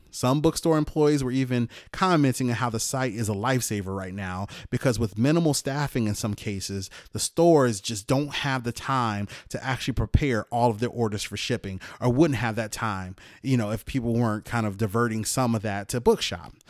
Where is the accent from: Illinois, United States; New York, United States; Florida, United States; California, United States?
Illinois, United States; Chicago; moved away as an adult; also born or lived in Germany / Alaska / Afghanistan; I'm born and raised in Chicago